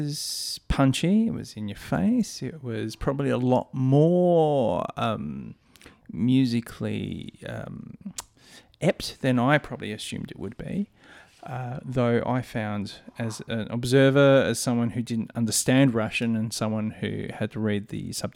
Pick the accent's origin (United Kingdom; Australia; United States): Australia; Adelaide, South Australia; As an Adelaidean.